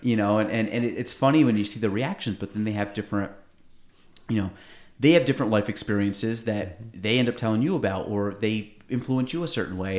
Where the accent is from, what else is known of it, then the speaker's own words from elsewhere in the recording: North Country, New York, United States; I grew up in the North Country